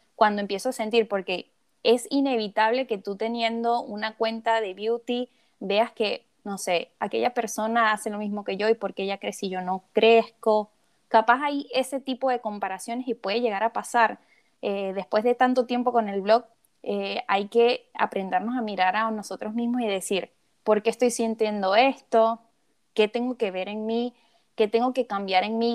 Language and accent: Spanish; Venezuela; moved away as an adult; now in Argentina; yo soy venezolana